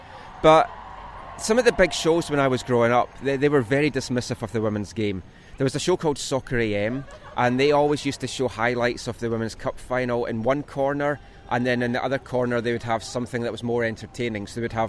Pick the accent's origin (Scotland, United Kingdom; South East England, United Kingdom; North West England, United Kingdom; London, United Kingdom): Scotland, United Kingdom; moved away as an adult; now in Vancouver, Canada; growing up in Scotland, I didn't grow up in England.